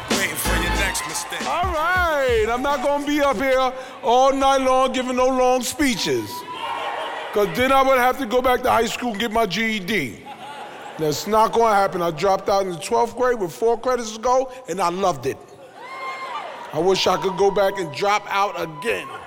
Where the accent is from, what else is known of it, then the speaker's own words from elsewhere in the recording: New York City, New York, United States; I'm from the Bronx. I'm from the Bronx. I'm from the Boogie Oogie. And like together we from the streets. And that's what I love about them, man. I grew up in High Bridge Projects.